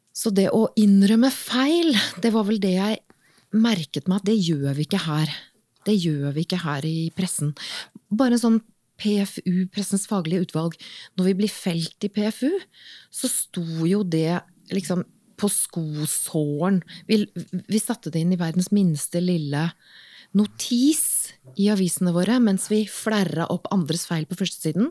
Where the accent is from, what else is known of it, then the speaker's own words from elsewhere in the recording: Åsgårdstrand, Vestfold, Norway; moved away; also born or lived in Bergen; Helt opprinnelig så er jeg fra Åsgårdstrand i eh, Vestfold